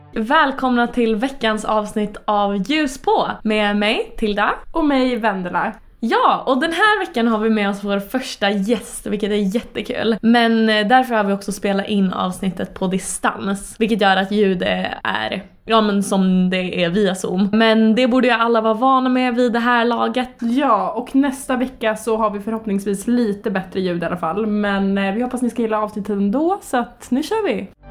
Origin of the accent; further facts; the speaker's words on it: Linköping, Östergötland, Sweden; min hemstad Linköping